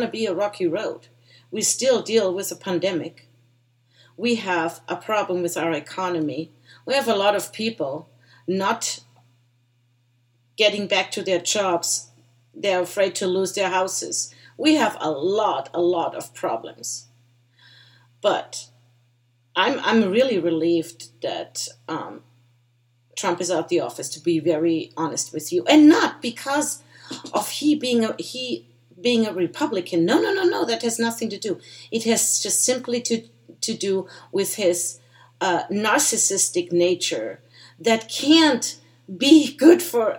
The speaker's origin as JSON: {"language": "English", "country": "Germany", "tie": "born or raised there", "moved": "yes", "lives_now": "United States", "said": "I was born and raised in Germany"}